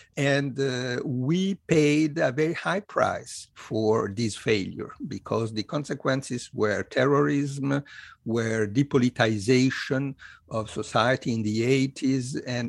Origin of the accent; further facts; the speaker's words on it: Italy; I was born in Italy in 1957, and I grew up in a country which was politically dominated by the so-called two churches